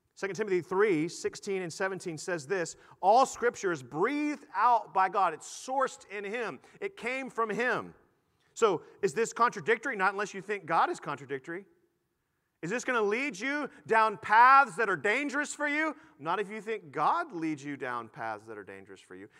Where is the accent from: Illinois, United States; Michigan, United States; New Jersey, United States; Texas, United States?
Texas, United States; Houston; I grew up in Houston